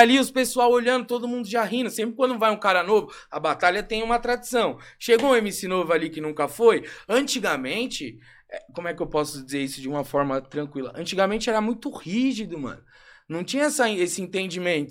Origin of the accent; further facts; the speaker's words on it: São Paulo, Brazil; Nascido e criado aqui na Pompeia